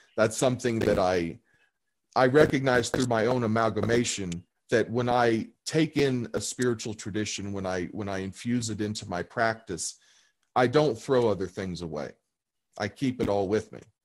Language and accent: English; St. Meinrad, Indiana, United States; now in Colorado, United States; the town I grew up in was called St. Meinrad, Indiana, or is called St. Meinrad, Indiana